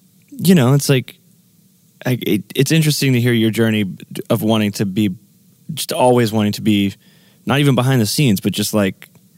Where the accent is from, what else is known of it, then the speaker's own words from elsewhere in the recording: Texas, United States; I'm from Texas.